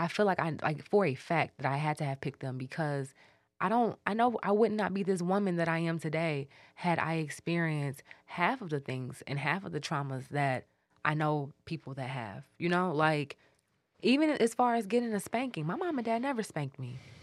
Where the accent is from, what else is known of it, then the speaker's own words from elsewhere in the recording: Detroit, Michigan, United States; we grew up on Mitchell